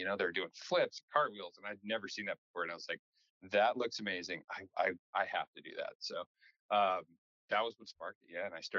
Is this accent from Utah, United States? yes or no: no; Richmond, Virginia, United States; I grew up in Richmond, Virginia